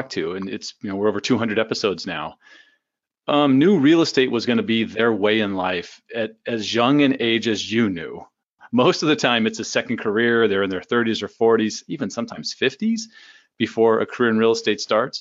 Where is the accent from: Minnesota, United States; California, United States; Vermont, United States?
California, United States; like myself, are you a California native?